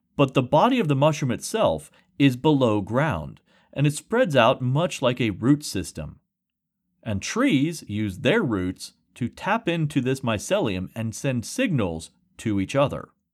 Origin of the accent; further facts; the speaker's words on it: rural West Virginia, United States; with my classmates growing up in rural West Virginia